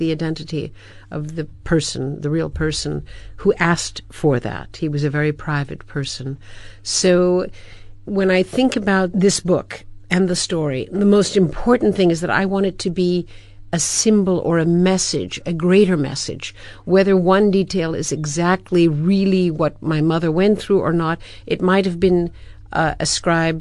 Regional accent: United States; I as an American

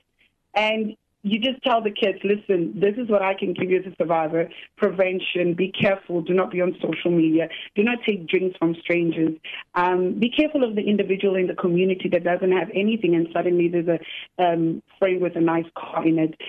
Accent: South Africa; as a South African

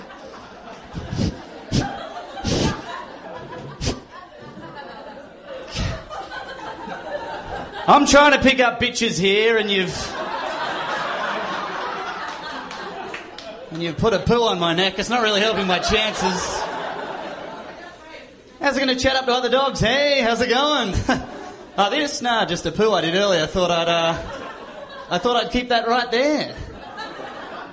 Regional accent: Australia; I'm from Australia

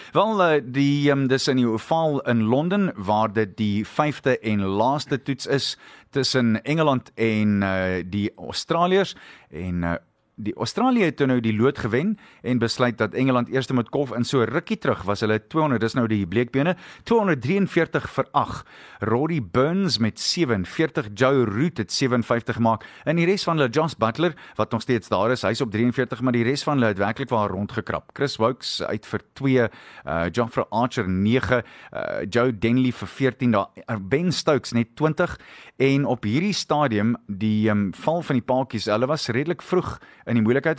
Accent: South Africa; ons is nog steeds Suid-Afrikaners

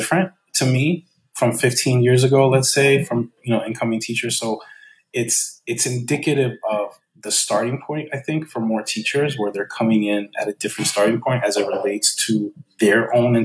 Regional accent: United States; I'm from the United States.

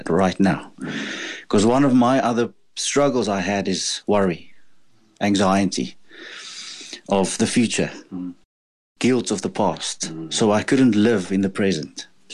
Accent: Pretoria, Gauteng, South Africa; moved away as an adult; now in Cape Town, South Africa; relocated us to this beautiful city of Cape Town. We are from Pretoria.

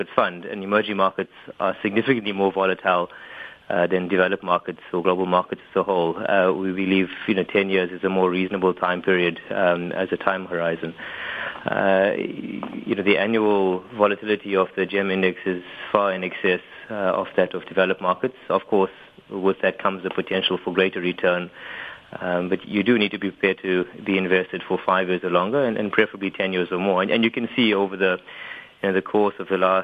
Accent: South Africa

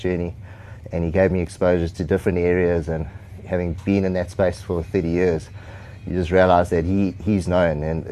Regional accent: South Africa; I grew up in South Africa

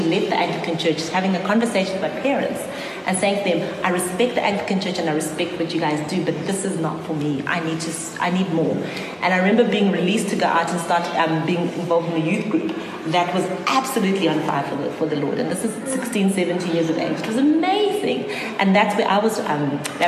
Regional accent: Bulawayo, Zimbabwe; moved away; also born or lived in Harare; I grew up in Bulawayo

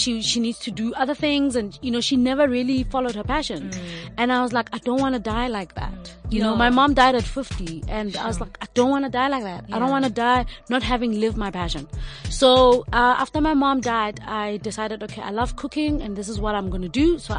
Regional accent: South Africa; also born or lived in New York; When I left South Africa

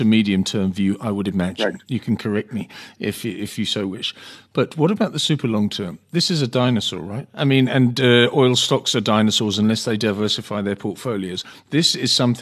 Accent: United Kingdom; I'm from Britain

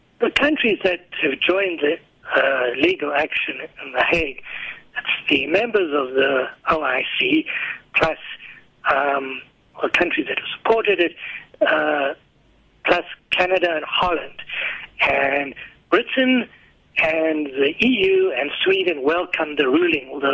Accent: South Africa

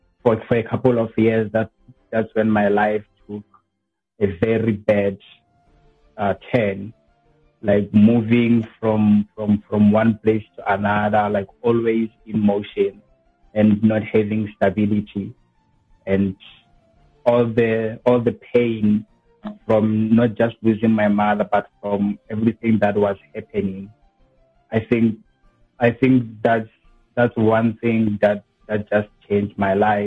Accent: QwaQwa, Makgalong, Free State, South Africa; I was born in Free State, Kwakwa, specifically at Marakong.

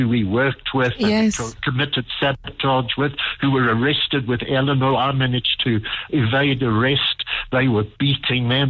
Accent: Johannesburg, Gauteng, South Africa; also born or lived in Durban; I'm from Joburg

